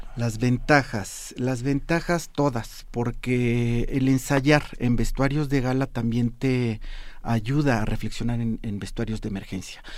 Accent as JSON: {"language": "Spanish", "region": "Mexico City", "country": "Mexico", "said": "la casa de ustedes San Mateo que se celebró ayer. Se vistió mi pueblo"}